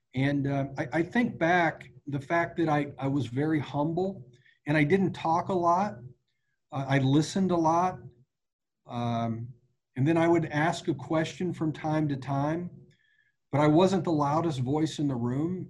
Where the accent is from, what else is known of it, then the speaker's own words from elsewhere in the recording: Wichita, Kansas, United States; I was born in Wichita, Kansas. The Royals were my boyhood team.